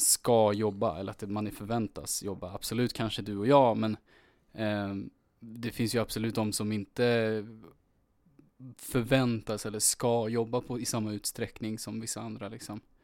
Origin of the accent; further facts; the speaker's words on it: Örebro, Örebro County, Sweden; jag är född i Örebro